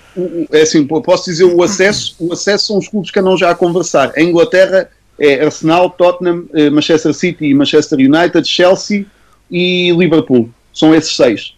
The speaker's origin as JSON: {"language": "Portuguese", "country": "Portugal", "said": "nós somos portugueses"}